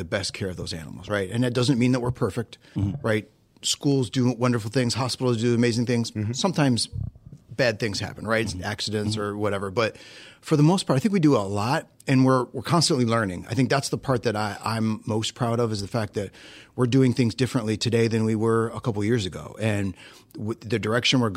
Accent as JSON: {"language": "English", "region": "Northeast Ohio", "country": "United States", "tie": "born or raised there", "said": "I grew up in Northeast Ohio"}